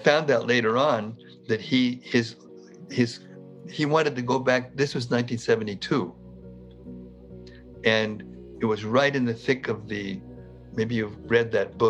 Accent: Northern California, United States; So we were Northern California boys. We grew up together in Northern California, small town.

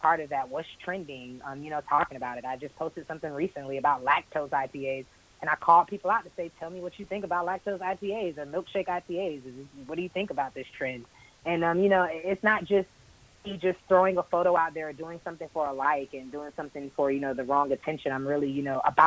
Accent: Jacksonville, Florida, United States; moved away as an adult; also born or lived in Tampa, Florida; now in Atlanta, United States; originally I'm from Jacksonville, Florida, born and raised.

